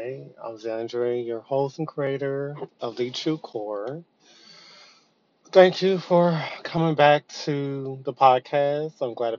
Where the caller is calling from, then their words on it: Texas, United States; I'm calling from Texas.